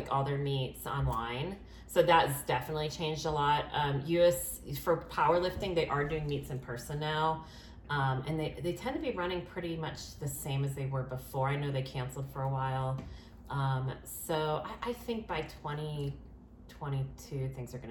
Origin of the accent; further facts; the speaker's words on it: Maine, United States; I grew up in Maine.